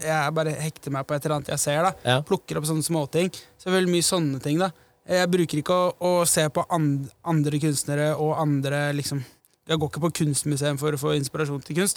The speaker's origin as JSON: {"language": "Norwegian", "region": "Oslo", "country": "Norway", "tie": "born or raised there", "said": "jeg vokste opp på Majorstad"}